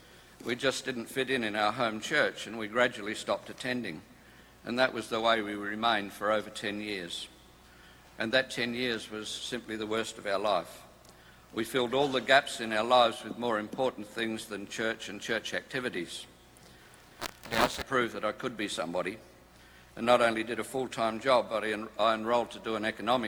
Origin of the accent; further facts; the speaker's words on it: Perth, Western Australia, Australia; We hail from Perth in Western Australia